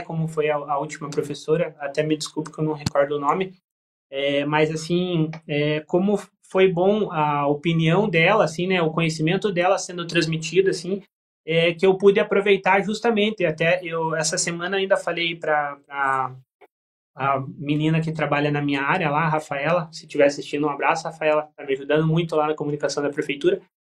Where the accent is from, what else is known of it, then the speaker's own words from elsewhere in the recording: Tijucas do Sul, Paraná, Brazil; eu sou de Tijucas do Sul, na região metropolitana